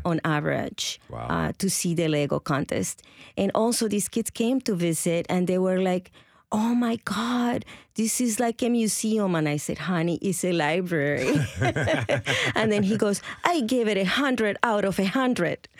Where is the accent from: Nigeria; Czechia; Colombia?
Colombia; first language Spanish; English is a second language; moved away as an adult; now in Nashville, United States; I come from Colombia originally, and I've been in the States for about 33 years